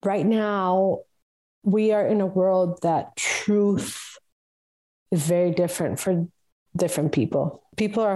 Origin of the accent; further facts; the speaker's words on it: Costa Rica; moved away; also born or lived in the Mediterranean; I'm from Costa Rica